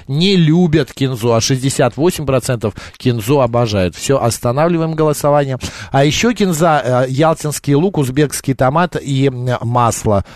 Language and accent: Russian; Batumi, Adjara, Georgia; also born or lived in Tbilisi, Georgia; в году эдак 86-87 э, э, мы с родителями жили в городе Батуми. Мы как раз переехали из Тбилиси в Батуми